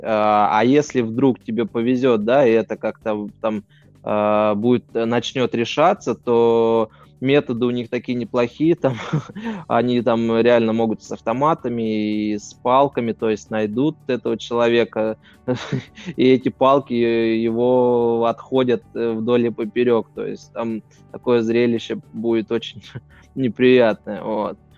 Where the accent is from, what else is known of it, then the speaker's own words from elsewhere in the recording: Russia; я из России